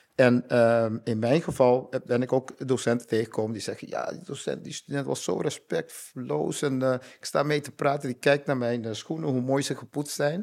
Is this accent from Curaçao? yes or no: yes; Curaçao; now in Netherlands; ik uit Curaçao kom